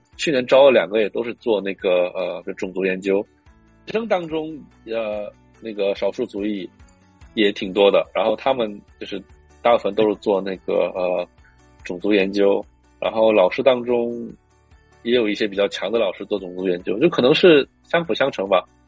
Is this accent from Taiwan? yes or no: no; northern China, China; Chinese is a second language; moved away as an adult; also born or lived in Beijing; now in United States; 因为我是北方人，然后我觉得在北京待了那么久